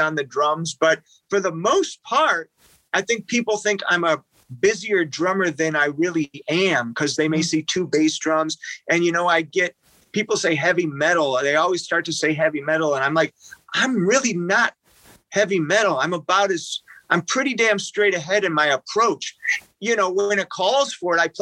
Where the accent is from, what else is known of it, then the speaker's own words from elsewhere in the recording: Detroit, Michigan, United States; growing up in Detroit